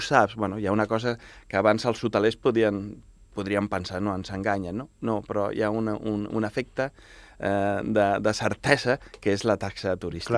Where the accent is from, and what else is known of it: Baix Llobregat, Catalonia, Spain